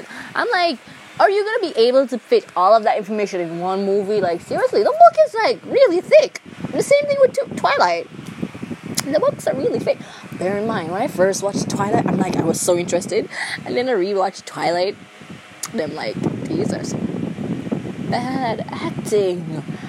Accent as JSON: {"language": "English", "country": "Jamaica", "accent": "Jamaican", "said": "I'm a Jamaican. my accent would be really, really easy to catch. Maybe it would be, because, like, Jamaicans don't believe I'm Jamaican."}